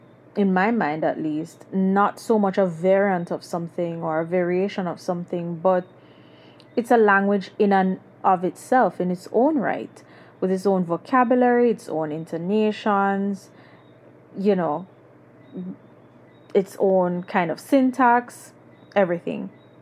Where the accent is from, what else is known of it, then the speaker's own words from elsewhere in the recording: Jamaica; You can identify me as a Jamaican through Patois.